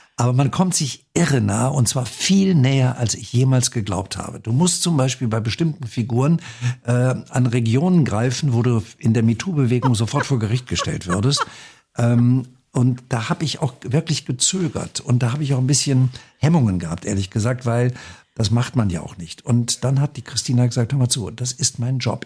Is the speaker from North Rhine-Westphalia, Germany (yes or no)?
yes; North Rhine-Westphalia, Germany; am Niederrhein, wo ich geboren bin